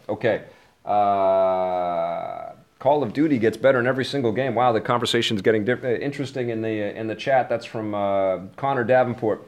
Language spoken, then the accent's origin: English; Canada; as a Canadian